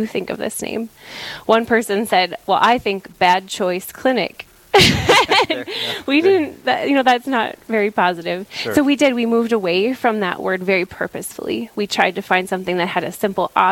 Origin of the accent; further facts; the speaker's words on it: Mott, North Dakota, United States; I'm originally from Mott, North Dakota